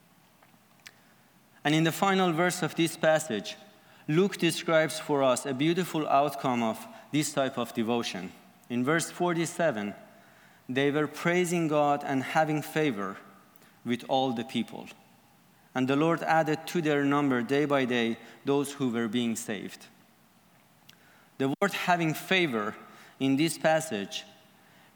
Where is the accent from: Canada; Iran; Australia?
Iran; I am from Iran